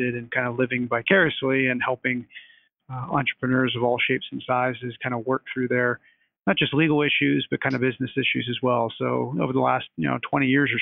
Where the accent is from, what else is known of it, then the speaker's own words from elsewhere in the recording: Pittsburgh, Pennsylvania, United States; went back home to my hometown of Pittsburgh